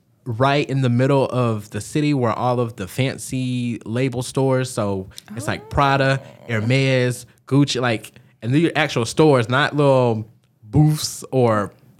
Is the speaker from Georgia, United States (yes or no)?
yes; Georgia, United States; I'm from Georgia, I'm an American